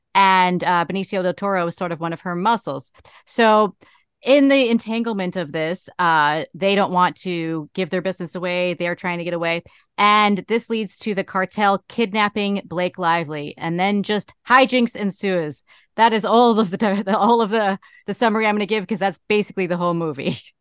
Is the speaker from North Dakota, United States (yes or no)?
no; Boston, Massachusetts, United States; I'm from Boston